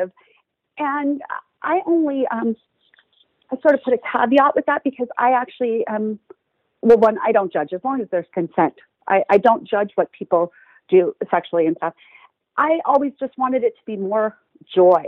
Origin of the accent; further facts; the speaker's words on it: Texas, United States; I grew up in Texas